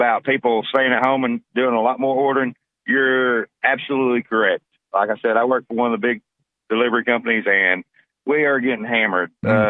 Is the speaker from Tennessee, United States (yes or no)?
yes; Cleveland, Tennessee, United States; I'm from Cleveland